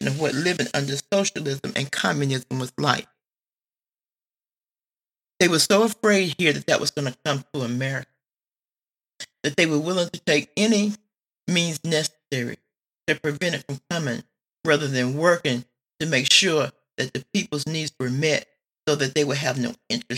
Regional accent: United States; I'm an American

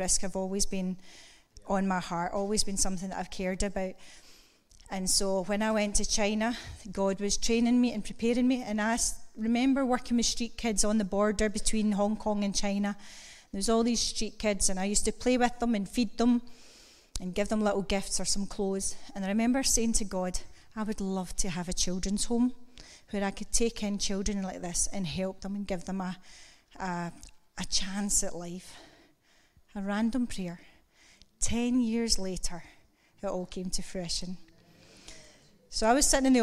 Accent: Kilmacolm, Scotland, United Kingdom; moved away; also born or lived in Greenock; I grew up in Kilmacoom. I'm a farmer's lass.

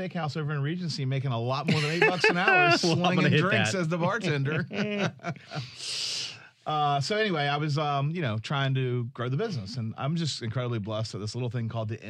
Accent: Jacksonville, Florida, United States; Yep. Born and raised.

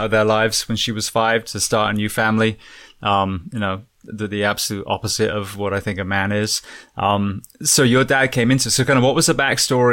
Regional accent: England, United Kingdom; moved away; As an Englishman, when I first came over to America

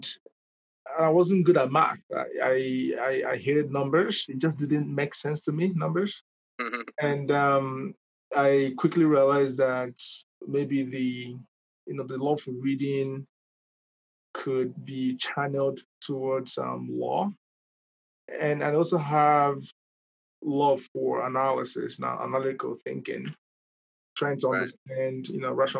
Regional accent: Nigeria; moved away as an adult; now in Canada; I'm originally from Nigeria. I was called to the Nigerian bar in 2010, and I immigrated to Canada in 2011

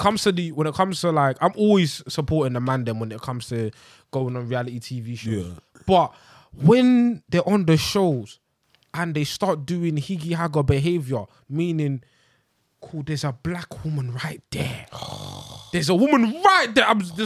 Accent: Ghana; Because I'm from Ghana, but one's from Ghana, one's from Senegal, that's you're my sister.

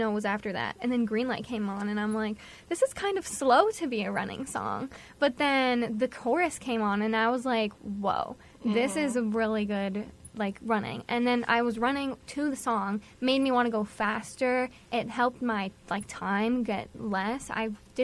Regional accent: White Plains, New York, United States; I'm from White Plains, New York

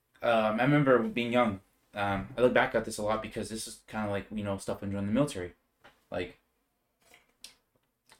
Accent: Bakersfield, California, United States; I'm from Bakersfield, California

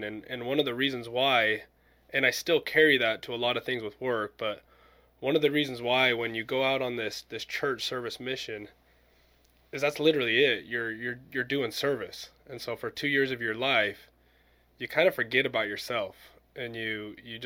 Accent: Utah, United States; I grew up in Utah

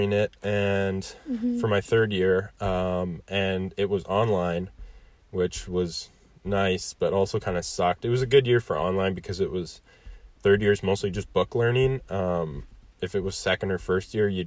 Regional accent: Kelowna, British Columbia, Canada; born and raised in Kelowna

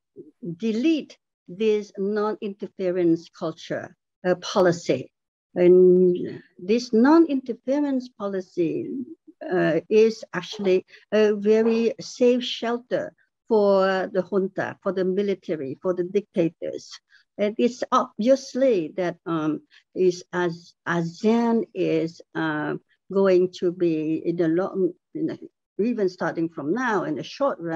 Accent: Cambodia; moved away; I come from Cambodia. There was a spillover of refugees from Cambodia during the genocide years from 75 to 79 in Cambodia. I'm part of the refugee populations that from that crisis

